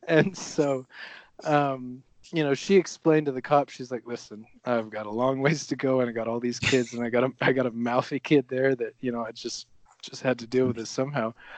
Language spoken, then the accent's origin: English; Oregon, United States; moved away as an adult; also born or lived in Rio de Janeiro, Brazil; now in Flagstaff, United States; a hungry, motivated, um, kind of blue collar athlete growing up in Oregon